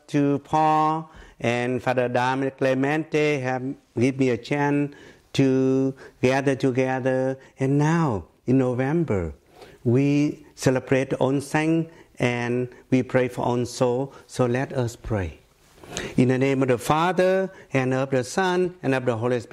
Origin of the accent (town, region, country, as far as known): Ho Chi Minh City, Southern Vietnam, Vietnam; born or raised there; English is a second language; moved away as an adult; also born or lived in Philippines / Savannah, Georgia / Atlanta / New York; now in United States